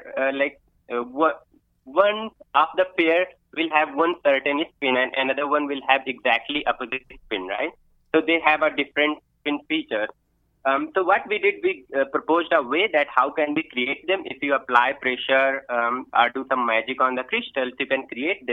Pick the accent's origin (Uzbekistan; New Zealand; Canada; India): India; foothills of the Himalayas, northern India; moved away as an adult; now in West Virginia, United States; I was born and brought up in northern India, close to Himalayas. Right, my hometown is on the foothill